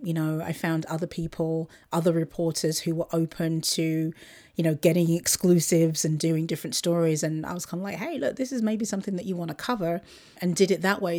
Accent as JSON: {"language": "English", "town": "Luton", "region": "East of England", "country": "United Kingdom", "tie": "born or raised there", "moved": "yes", "said": "Luton, which is my, my hometown, just outside of London"}